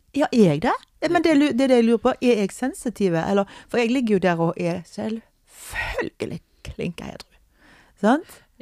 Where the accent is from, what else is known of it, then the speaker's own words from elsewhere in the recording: Norway; vi er fra Norge